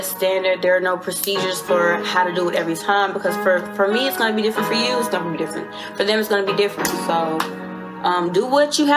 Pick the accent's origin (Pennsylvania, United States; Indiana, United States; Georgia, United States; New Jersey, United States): Georgia, United States; Riverdale; I'm from Riverdale, Georgia